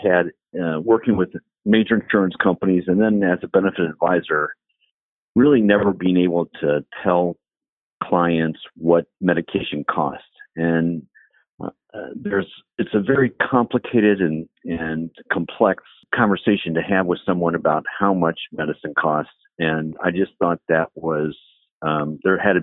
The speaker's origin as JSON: {"language": "English", "town": "Dayton", "region": "Ohio", "country": "United States", "tie": "born or raised there", "also_born_or_lived": "Columbus, Ohio / Chicago", "lives_now": "Cincinnati, United States", "said": "I grew up in Dayton, Ohio"}